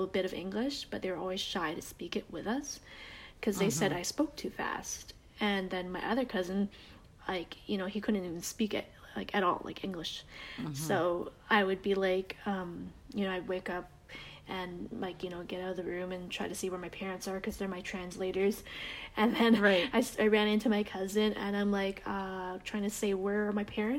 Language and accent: English; Canada; accent: Canadian; moved away as an adult; also born or lived in United States; I have the Canadian accent